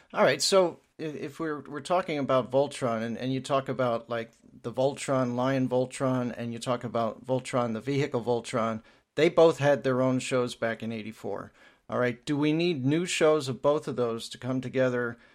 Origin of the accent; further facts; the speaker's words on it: southeastern Pennsylvania, United States; my area, um, around Philadelphia